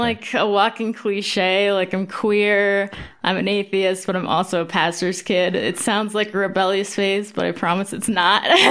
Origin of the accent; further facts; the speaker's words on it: Pennsylvania, United States; also born or lived in Battle Creek, Michigan / Maine; now in Denver, United States; I grew up in Pennsylvania